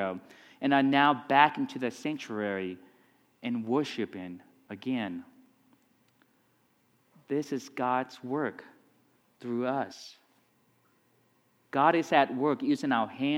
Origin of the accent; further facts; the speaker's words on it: Vietnam; moved away; also born or lived in Texas; I grew up in Vietnam